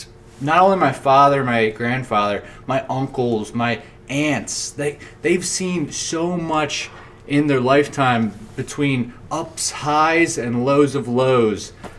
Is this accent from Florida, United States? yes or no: no; Lafayette Hill, Pennsylvania, United States; I was at my parents' house in my hometown of Lafayette Hill.